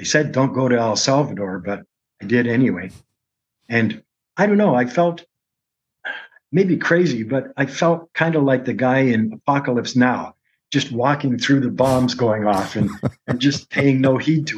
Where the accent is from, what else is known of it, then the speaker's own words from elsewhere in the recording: Sault Ste. Marie, Ontario, Canada; moved away; Sault Ste. Marie, that was my hometown